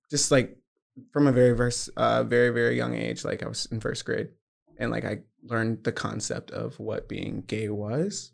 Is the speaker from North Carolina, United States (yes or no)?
no; Georgia, United States; I'm from Georgia, very southern